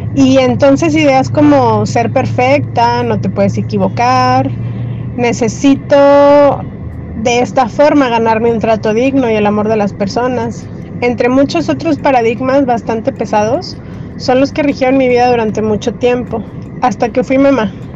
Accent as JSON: {"language": "Spanish", "town": "Torreón", "region": "Coahuila", "country": "Mexico", "tie": "born or raised there", "said": "Yo nací hace 40 años en Torreón, Coahuila"}